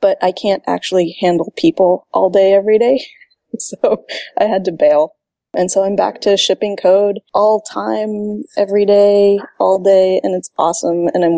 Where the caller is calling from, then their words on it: Santa Monica, California, United States; Hello from Santa Monica.